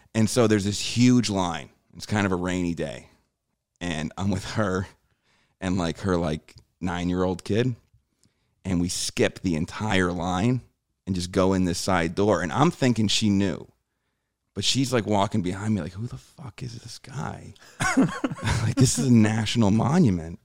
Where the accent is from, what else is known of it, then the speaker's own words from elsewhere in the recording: New Jersey, United States; moved away; also born or lived in New York City; growing up in Jersey, we'd take the train